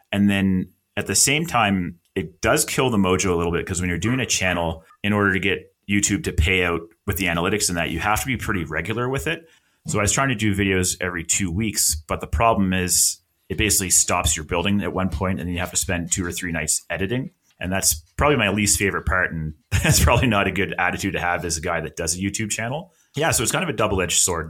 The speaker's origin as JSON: {"language": "English", "town": "Halifax", "region": "Nova Scotia", "country": "Canada", "moved": "as an adult", "lives_now": "Alberta, Canada", "said": "I'm from Halifax, Nova Scotia, which is on the East Coast of Canada. That's where I spent most of my life. And I've moved to Alberta"}